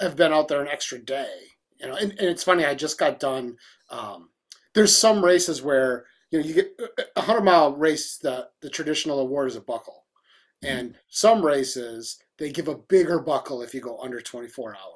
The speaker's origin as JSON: {"language": "English", "town": "Milwaukee", "region": "Wisconsin", "country": "United States", "tie": "born or raised there", "said": "I grew up in Milwaukee"}